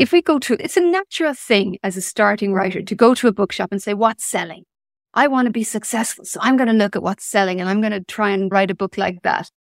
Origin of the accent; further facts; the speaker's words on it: Ireland; also born or lived in Limerick; I was born in nineteen seventy-six in Ireland. So I grew up in the eighties and early nineties